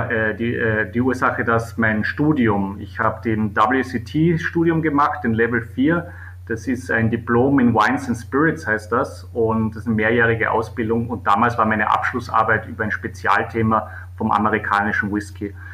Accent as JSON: {"language": "German", "town": "Weissensee", "region": "Carinthia", "country": "Austria", "tie": "born or raised there", "said": "äh, der Ort, wo ich aufgewachsen bin und wo ich äh, jetzt mal den Sommer verbringe."}